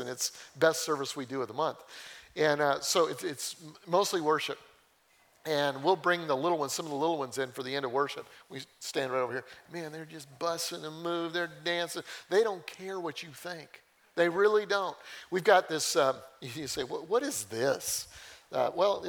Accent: Colorado, United States; I grew up in Colorado

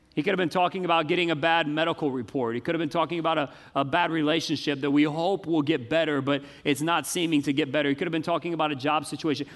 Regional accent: the South, United States; I grew up in the South my whole life.

